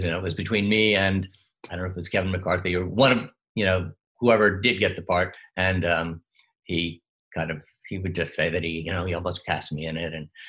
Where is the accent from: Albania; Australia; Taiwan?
Australia; accent: Australian; So I have no idea how my Australian accent, I would be afraid to hear it now, because there was no one keeping track of it.